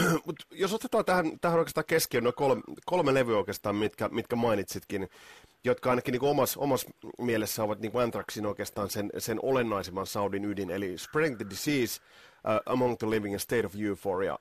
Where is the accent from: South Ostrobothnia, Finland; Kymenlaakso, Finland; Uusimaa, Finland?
Kymenlaakso, Finland; Kotka; Meillä Kymissä nimittäin ei ollut tuota Sky Channelia